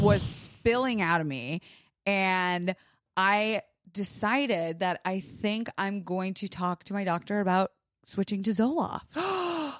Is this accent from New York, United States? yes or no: no; Florida, United States; I was raised in Florida